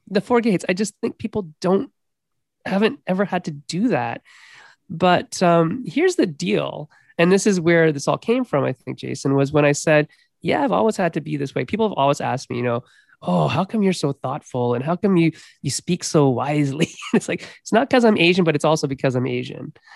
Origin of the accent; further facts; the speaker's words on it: Canada; me being a Canadian